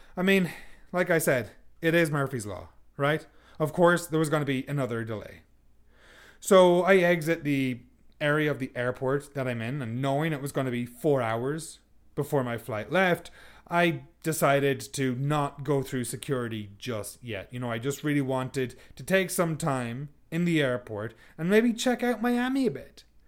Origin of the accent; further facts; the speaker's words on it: Sligo, Connacht, Ireland; moved away; my hometown of Sligo